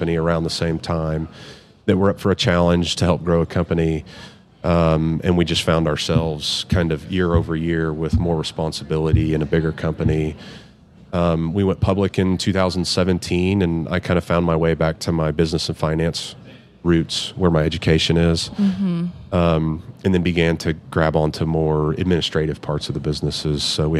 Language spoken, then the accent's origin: English; Midland, Texas, United States; I'm born and raised in Midland, Texas.